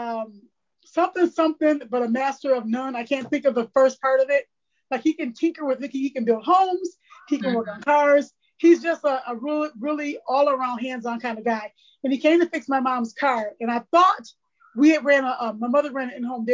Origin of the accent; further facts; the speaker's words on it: Baton Rouge, Louisiana, United States; now in Port Huron, United States; I was born in Baton Rouge, Louisiana, so I'm from the South, but I reside in Port Huron, Michigan.